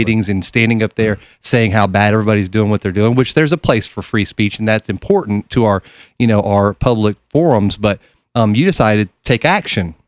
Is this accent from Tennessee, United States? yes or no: yes; Oak Ridge, Tennessee, United States; I'm from Oak Ridge, Tennessee